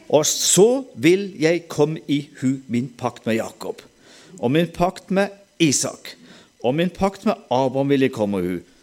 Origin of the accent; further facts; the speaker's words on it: Sørlandet, Southern Norway, Norway; accent: Sørlandet dialect; Da kan jeg snakke sørlandsdialekt